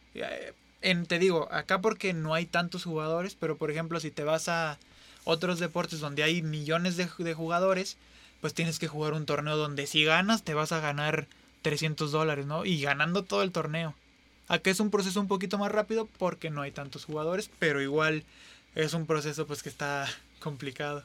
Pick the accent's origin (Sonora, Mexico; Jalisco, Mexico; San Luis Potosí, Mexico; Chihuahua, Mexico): San Luis Potosí, Mexico; somos tres potosinos